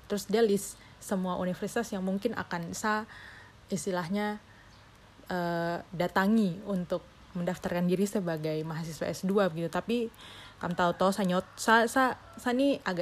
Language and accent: Indonesian; Papua, Indonesia; karena saya mikir ah saya dari Papua jadi saya ada privilege untuk diterima begitu.